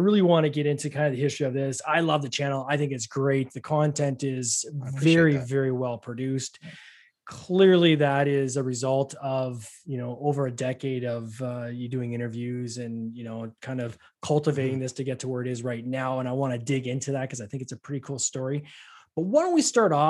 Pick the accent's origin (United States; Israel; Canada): Canada; I'm Canadian as well